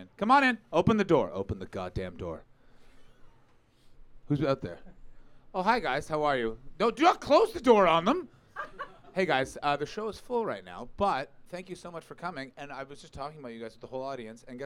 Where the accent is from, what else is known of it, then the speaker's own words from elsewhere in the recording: Canada; now in England; I'm Canadian